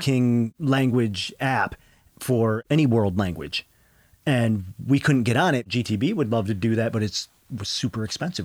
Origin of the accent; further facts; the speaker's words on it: Odawa country, Michigan, United States; raised here in Odawa country, and raised with the Grand Traverse Band of Ottawa and Chippewa